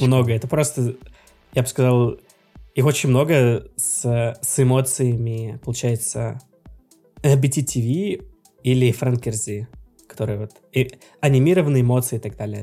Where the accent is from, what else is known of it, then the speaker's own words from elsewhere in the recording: Russia; я из России